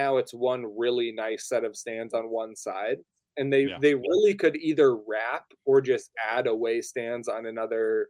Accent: Northern Minnesota, United States; I grew up in Northern Minnesota

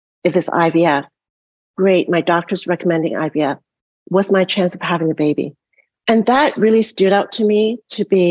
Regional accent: Canada; moved away; also born or lived in Toronto, Canada / Montreal, Canada; I grew up in Canada in a different kind of socialized system and went to University of Toronto for my medical education

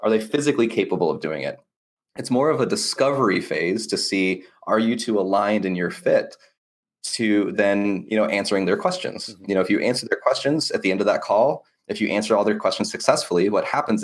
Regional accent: United States; I'm an American

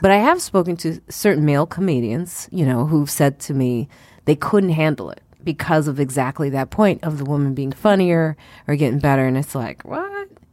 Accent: Highland Park, Illinois, United States; also born or lived in South Side, Chicago; I grew up in Highland Park

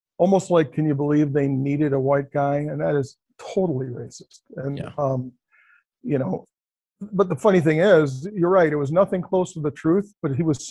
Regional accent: Cleveland, Ohio, United States; I grew up in Cleveland, Ohio, which is pretty rough.

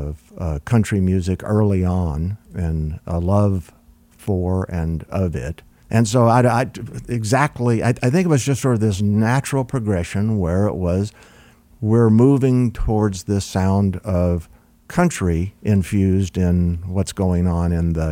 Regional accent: Texas, United States; But Don, growing up in Texas, the rest of the guys in the band at the time were all Texans.

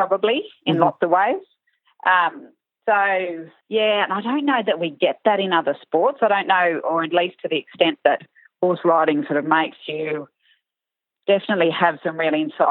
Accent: Larrimah, Northern Territory, Australia; also born or lived in Darwin; I grew up in Larrimah, which is central sort of Northern Territory

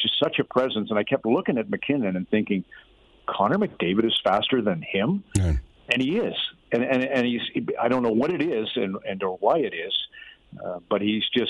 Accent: Red Deer, Alberta, Canada; moved away; I grew up in Red Deer

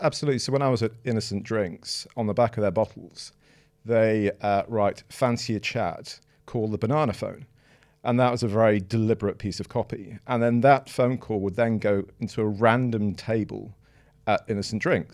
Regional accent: Manchester, North West England, United Kingdom; moved away as an adult; also born or lived in Twickenham / Sheffield / Edinburgh; now in London, United Kingdom; I was born in Twickenham, but then moved to Sheffield when I was about one, and then moved to Manchester until I was about eighteen

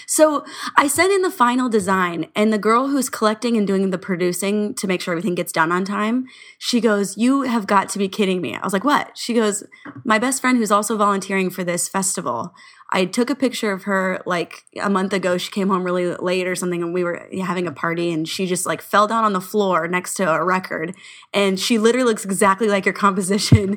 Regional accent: Orange County, California, United States; We're from Orange County

